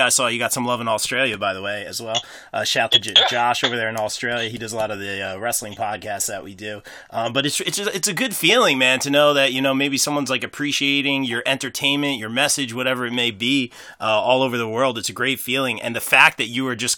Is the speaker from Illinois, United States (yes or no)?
no; Asbury Park, New Jersey, United States; I'm from the Asbury Park area